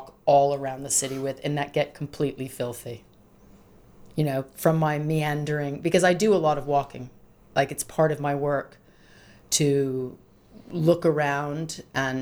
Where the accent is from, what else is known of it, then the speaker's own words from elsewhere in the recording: Rhode Island, United States; also born or lived in south of England; I grew up in Rhode Island in the United States